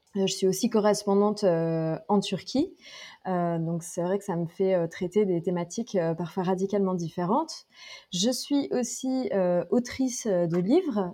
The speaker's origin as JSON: {"language": "French", "area": "Drôme", "region": "Auvergne-Rhône-Alpes", "country": "France", "also_born_or_lived": "Lyon / Paris", "moved": "yes", "lives_now": "Istanbul, Turkey", "said": "je viens de la Drôme, dans le sud-est de la France, j'ai vécu à Lyon, à Paris et maintenant j'habite, j'habite à Istanbul"}